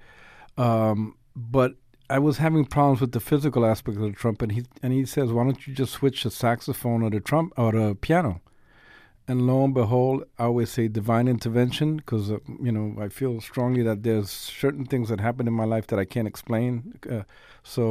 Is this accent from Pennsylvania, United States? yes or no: no; New York City, New York, United States; I was born and raised in the South Bronx